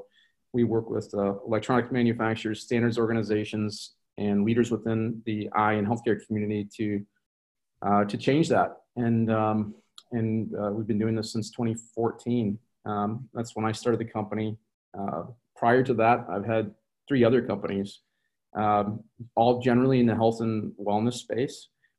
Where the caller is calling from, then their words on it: Minneapolis, Minnesota, United States; So I'm from Minneapolis. I'm calling from Minneapolis, Minnesota in the U.S.